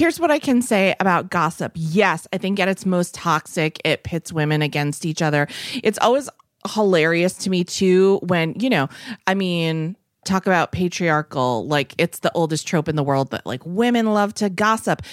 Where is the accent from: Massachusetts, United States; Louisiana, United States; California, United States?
Massachusetts, United States; Ashby is also a town near where I grew up in Massachusetts.